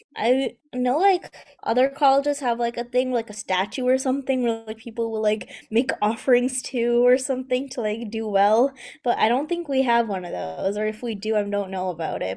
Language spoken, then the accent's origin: English; near Rochester, New York, United States; I'm at the University of Rochester, which is, like, um, sort of, like, close to my hometown